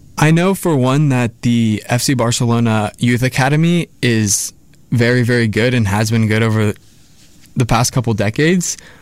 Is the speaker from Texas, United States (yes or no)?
yes; San Antonio, Texas, United States; I'm a senior from San Antonio, Texas